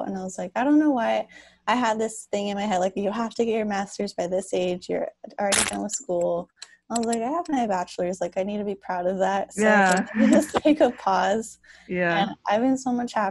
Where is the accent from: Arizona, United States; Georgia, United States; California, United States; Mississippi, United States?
California, United States; Los Angeles; now in San Jose, United States; I'm originally from Los Angeles, but I moved up to the Bay Area, so now I live in San Jose